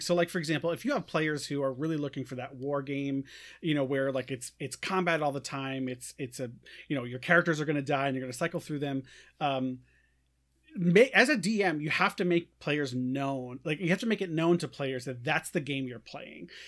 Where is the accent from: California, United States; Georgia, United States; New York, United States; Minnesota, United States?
New York, United States; now in Iowa, United States; living in Iowa. I'm I'm from New York